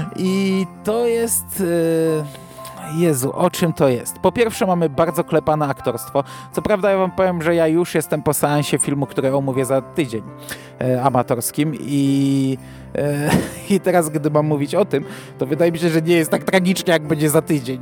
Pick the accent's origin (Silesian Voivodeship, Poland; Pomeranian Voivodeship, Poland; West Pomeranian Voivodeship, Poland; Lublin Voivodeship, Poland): Lublin Voivodeship, Poland; Chełm; u mnie w Hełmie zawsze stawiano pięć choinek złożonych w jedną